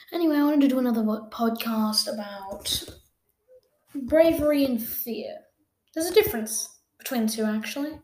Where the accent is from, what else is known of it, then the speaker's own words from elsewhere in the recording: Australia; I am an Australian person.